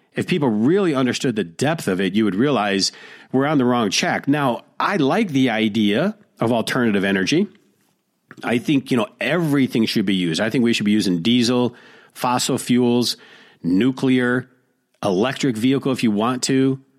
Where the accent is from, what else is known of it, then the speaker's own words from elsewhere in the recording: Detroit, Michigan, United States; blue dog Democrats like I grew up with in Detroit